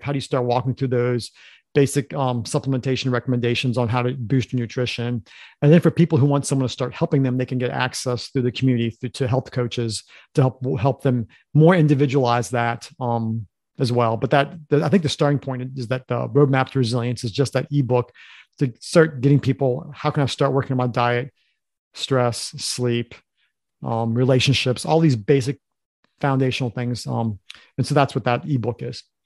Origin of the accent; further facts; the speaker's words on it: Harrisonburg, Virginia, United States; we grew up in Harrisonburg, which is a s, city in Virginia